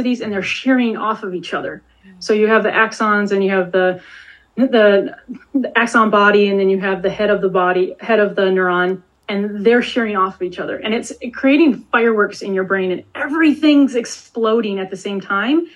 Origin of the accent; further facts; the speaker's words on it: Detroit, Michigan, United States; I grew up in Metro Detroit